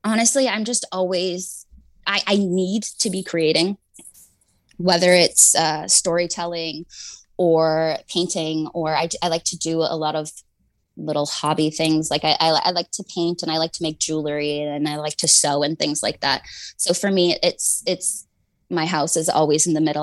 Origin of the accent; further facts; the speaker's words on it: Canada; I'm Canadian, so I grew up